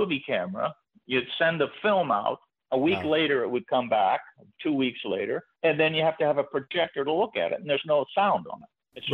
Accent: Ohio, United States; moved away; I'm from Ohio.

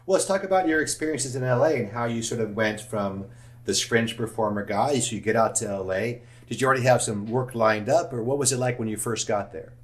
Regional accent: Los Angeles, California, United States; I grew up in Studio City

